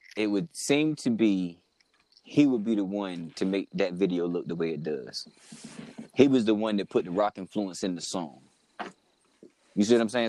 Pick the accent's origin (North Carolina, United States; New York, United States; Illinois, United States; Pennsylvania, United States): North Carolina, United States; we're from North Carolina and we didn't experience video music box